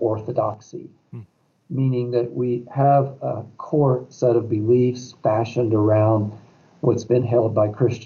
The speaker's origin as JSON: {"language": "English", "region": "Appalachia", "country": "United States", "tie": "born or raised there", "also_born_or_lived": "Eastern Europe", "moved": "as an adult", "said": "We were raised in Appalachia"}